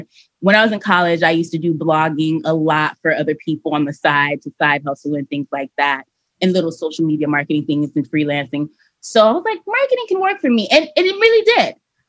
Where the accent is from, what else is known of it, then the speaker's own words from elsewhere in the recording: Miami, Florida, United States; Miami, Florida, baby. I am a Miami 305 city girl, Haitian American.